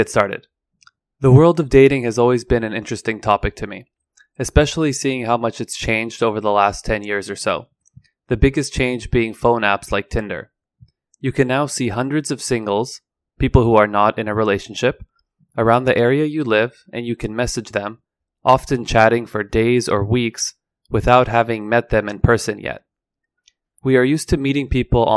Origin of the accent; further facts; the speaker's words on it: Vancouver, British Columbia, Canada; I am an English teacher from Vancouver, Canada